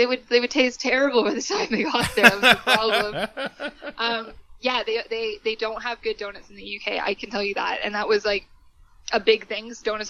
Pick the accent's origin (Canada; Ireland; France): Canada; also born or lived in United Kingdom; I said, well, I'm from Canada.